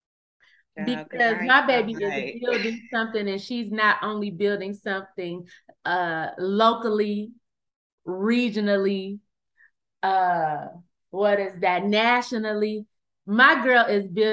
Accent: Flint, Michigan, United States; now in Dallas, United States; I'm originally from Flint, Michigan

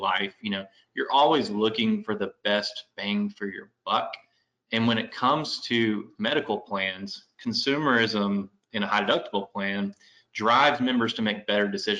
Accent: Memphis, Tennessee, United States; moved away as an adult; also born or lived in Knoxville, Tennessee; now in Nashville, United States; I was born and raised in Memphis

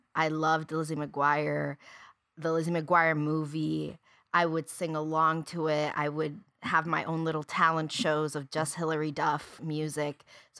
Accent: Puerto Rico; because I grew up in Puerto Rico. I went to school in Puerto Rico, and I knew nothing.

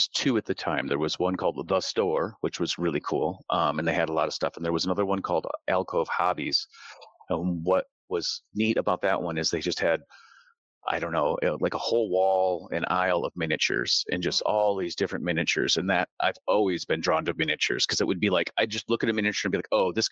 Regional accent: Michigan, United States; I grew up in Michigan

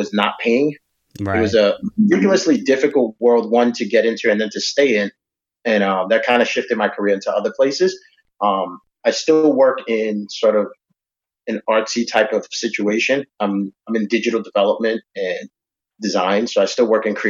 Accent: New York, United States; moved away; Back in New York, I was born and raised in New York

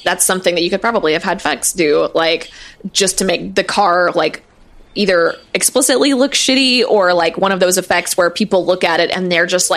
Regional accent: Missouri, United States; where I grew up in Missouri, there's like a bunch of caves

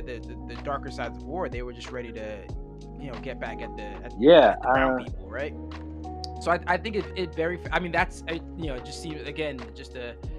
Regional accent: New York City, New York, United States; also born or lived in New Jersey; I grew up in New York City and in New Jersey, just like this little tri-state area, which is, you know, pretty liberal

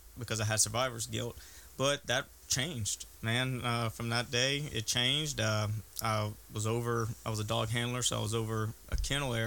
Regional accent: Gonzales, Louisiana, United States; moved away as an adult; also born or lived in Merryville/Rosepine area, Louisiana; I'm originally from Gonzales. That's between Baton Rouge and New Orleans. Real Cajun area, Catholicism area

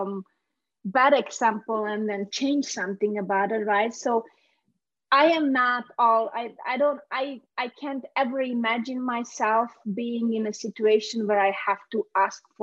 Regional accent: Hungary; English is a second language; also born or lived in Romania / Transylvania; now in United States; I was born in Romania, but we moved to Hungary after the revolution, the 89 revolution

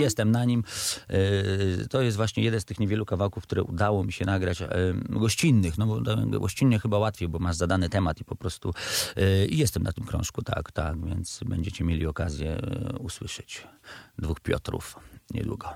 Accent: Radom, Masovian Voivodeship, Poland; moved away as an adult; also born or lived in Września; mój młodzieńczy Radom

